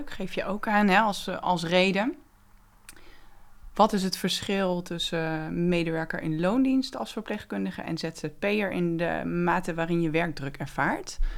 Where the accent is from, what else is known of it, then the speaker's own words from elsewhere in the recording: Oosterwijk, Netherlands; ik ben 38 jaar, ik kom uit Oosterwijk.